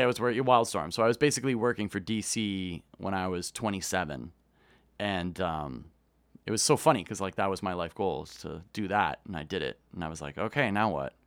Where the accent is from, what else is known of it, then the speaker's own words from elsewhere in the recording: Kitchener, Ontario, Canada; I grew up in, uh, a town called Kitchener-Waterloo that's about an hour west of Toronto.